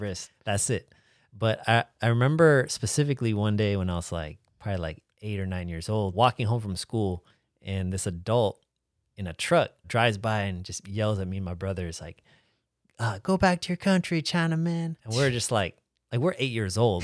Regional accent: United States; me as an American

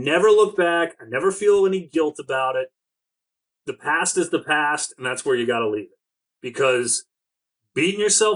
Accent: Maryland, United States; also born or lived in Delaware; I'm from Maryland

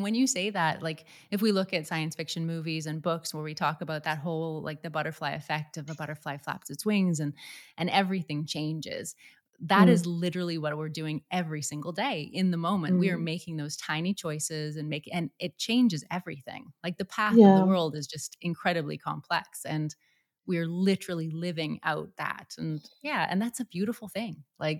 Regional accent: Canada; now in England, United Kingdom; when I moved from Canada to England

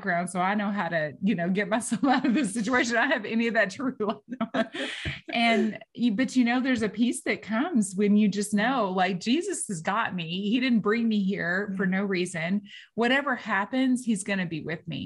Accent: Martins Mill, Texas, United States; I'm from Martins Mill, Texas. All right. We don't even have a population sign where I'm from. Like, it's like small town girl

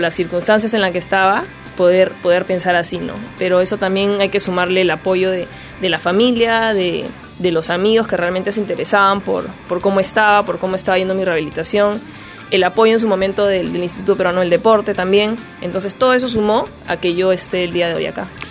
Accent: Peru; como peruanos que somos

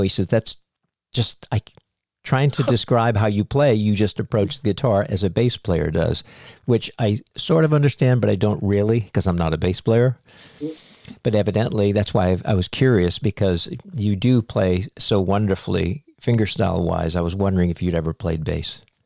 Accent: Cape Cod, Massachusetts, United States; I grew up on Cape Cod, Massachusetts

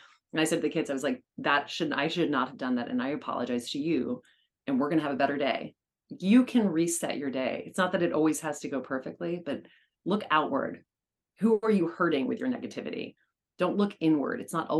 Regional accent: New York, United States; which as a New Yorker, you know, you should never

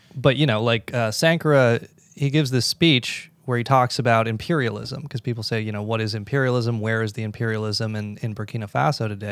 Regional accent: United States; as an American

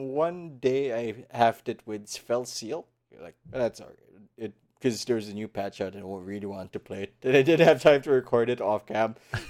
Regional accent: Philippines; English is a second language; Philippines. Oh, it's not like they didn't think less of me, but they're like, really? But the accent is weird.

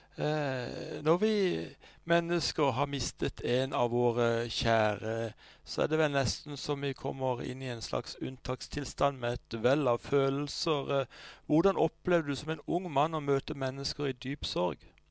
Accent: Sørlandet, Southern Norway, Norway; kommer vi fra Sørlandet

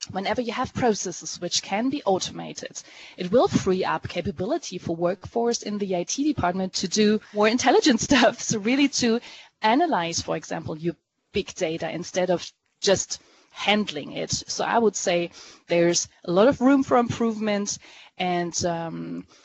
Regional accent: Germany; I was born in Germany and I'm half French.

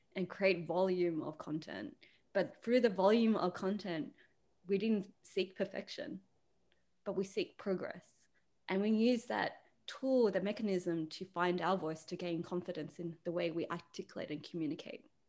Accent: Australia; being a female, being Asian, being Australian

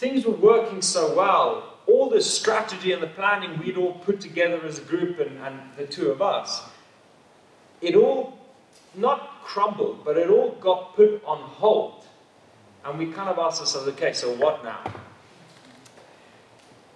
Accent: South Africa; now in Walgrave, United Kingdom; I as a South African

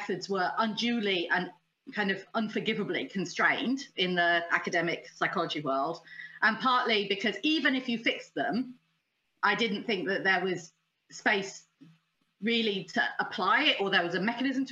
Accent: United Kingdom; also born or lived in United States; I was in America. I'm British.

